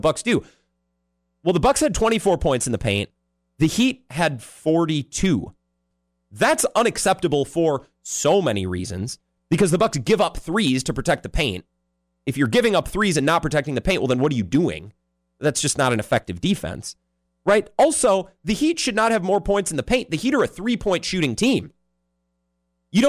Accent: Wisconsin, United States; born or raised there

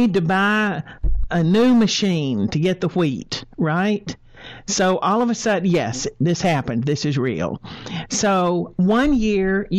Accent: Texas, United States; I'm from Texas

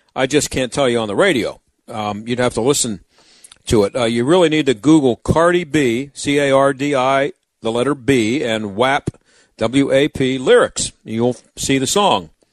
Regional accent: Pittsburgh, Pennsylvania, United States; I grew up in the South Hills. I've lived in the South Hills all my life

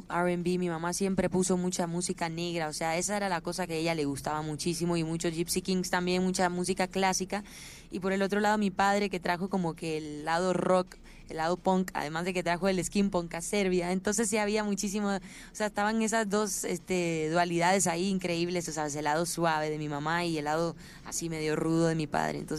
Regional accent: Costa Rica; also born or lived in Panama / Puerto Rico; Crecí en Costa Rica y Panamá y luego

